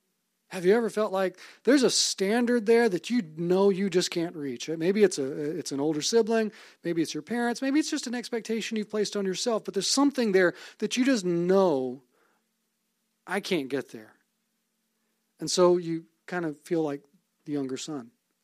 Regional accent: Fairhope, Alabama, United States; born there; also born or lived in Savannah, Georgia / Omaha, Nebraska / Vicksburg, Mississippi / Monroe, Louisiana; I was born in Fairhope, Alabama, moved to Savannah, Georgia, Omaha, Nebraska, Vicksburg, Mississippi, then went to college in Monroe, Louisiana

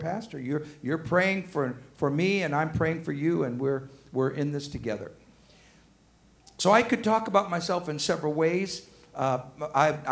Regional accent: Arkansas, United States; now in Georgia, United States; I'm from Arkansas

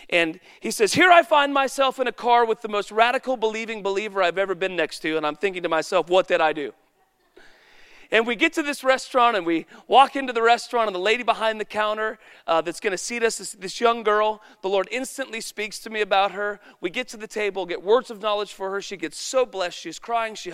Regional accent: Woodland, United States; Because I'm from Woodland and I should have a story about that too.

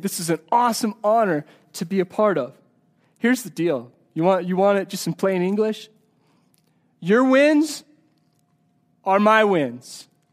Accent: Colorado, United States; I'm from Colorado

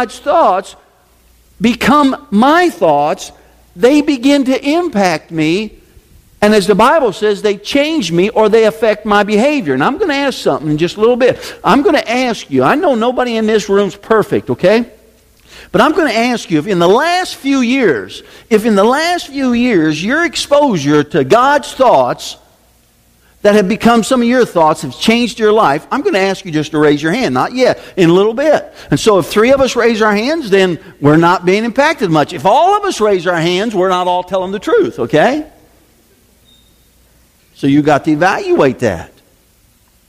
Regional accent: Decatur, United States; where I grew up in Decatur

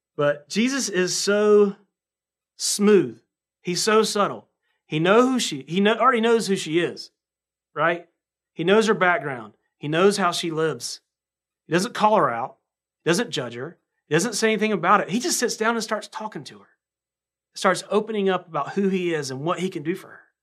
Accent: North Carolina, United States; accent: southern; I sound like a, um, like I'm from North Carolina, which I should

